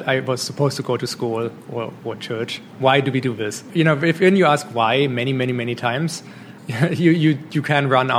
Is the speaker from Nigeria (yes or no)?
no; Germany; moved away as an adult; now in Canada; I grew up in Germany in a small town